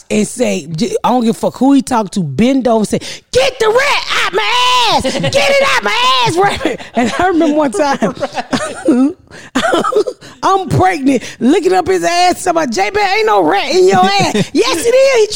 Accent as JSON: {"language": "English", "town": "Atlanta", "region": "Georgia", "country": "United States", "tie": "born or raised there", "said": "I grew up in Atlanta"}